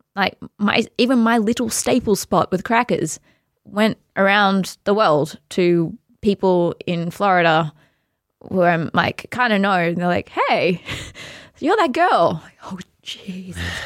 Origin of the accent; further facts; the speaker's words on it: Australia; we're very Australian